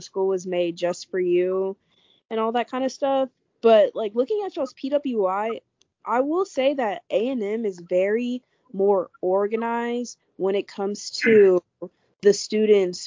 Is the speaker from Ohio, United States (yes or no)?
no; Richmond, Texas, United States; I'm from Richmond, around Houston, so I've been here, like, all my life